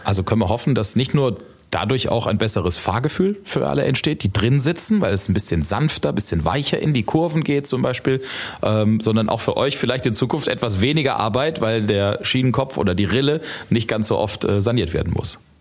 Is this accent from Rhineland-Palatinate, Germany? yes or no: yes; Ludwigshafen, Rhineland-Palatinate, Germany; Ich bin in Rheingönheim aufgewachsen